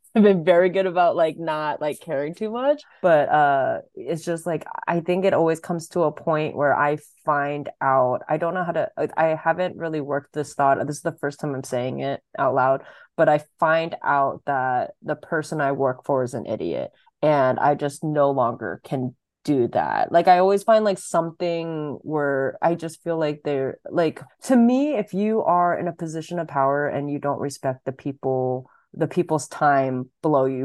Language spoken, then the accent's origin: English; Sacramento, California, United States; moved away as an adult; also born or lived in Washington State; now in Los Angeles, United States; I grew up in Sacramento.